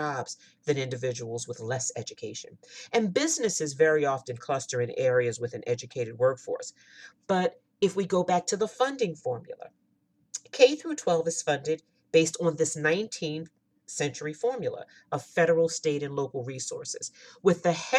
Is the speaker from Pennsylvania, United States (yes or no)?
yes; Pennsylvania, United States; my home state, Pennsylvania